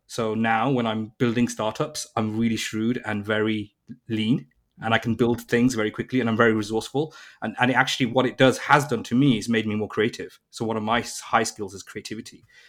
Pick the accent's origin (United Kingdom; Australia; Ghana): United Kingdom; Birmingham, West Midlands; moved away as an adult; now in London, United Kingdom; I was born in Birmingham, which is like the second biggest city in the U K, an automotive retail industry kind of community, and the tech industry was booming in London. So I moved to London at the age of nineteen